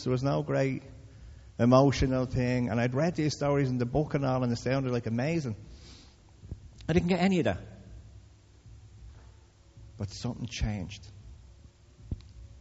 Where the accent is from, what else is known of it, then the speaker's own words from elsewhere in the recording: Dublin, Leinster, Ireland; I come from Crumlin